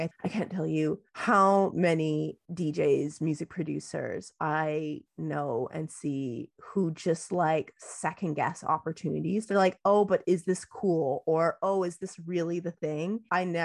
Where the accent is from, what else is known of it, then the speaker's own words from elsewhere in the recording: Canada; I am Canadian